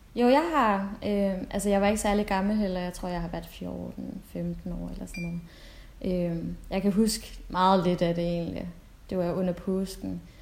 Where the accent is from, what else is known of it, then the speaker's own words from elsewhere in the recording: Denmark; jeg er fra Danmark